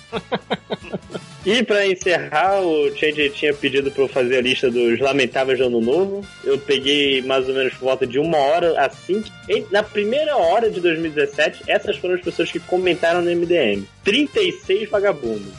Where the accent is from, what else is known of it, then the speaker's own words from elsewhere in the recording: Rio de Janeiro, Brazil; a gente vem do, da mesma área do Rio de Janeiro